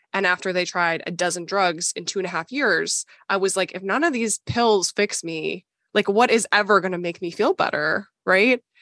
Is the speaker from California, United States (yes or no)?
no; Minnesota, United States; I grew up in Minnesota